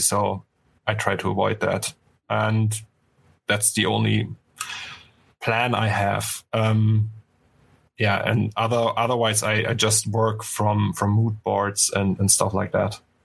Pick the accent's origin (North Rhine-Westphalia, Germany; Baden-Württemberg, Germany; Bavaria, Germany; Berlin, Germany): Berlin, Germany; English is a second language; now in Cologne, Germany; I was born in Berlin, in East Germany